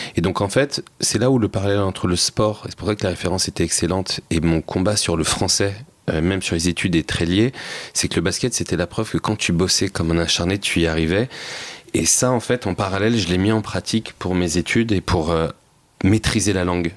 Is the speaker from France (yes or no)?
yes; Seine-Saint-Denis, Île-de-France, France; moi, je venais de Seine-Saint-Denis